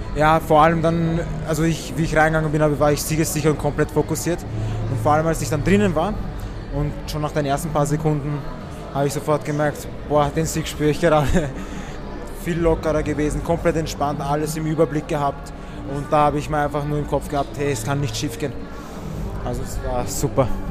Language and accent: German; Wiener Neustadt, Lower Austria, Austria; wir sind ja beide aus Wiener Neustadt, wohnen nicht einmal so weit voneinander